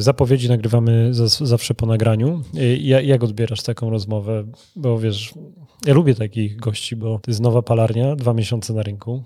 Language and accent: Polish; Włocławek, Kuyavian-Pomeranian Voivodeship, Poland; Ja znam dobrze Torun, bo jestem z Wrocławka